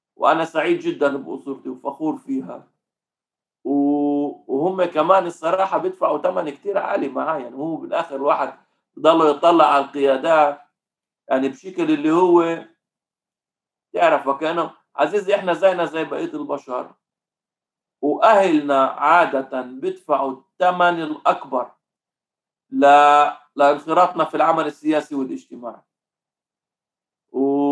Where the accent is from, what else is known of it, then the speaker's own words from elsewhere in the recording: Lod, Central District, Israel; also born or lived in Jaffa / Ramla; أنا اتربيت في حي اسمه حي المحطة في مدينة اللد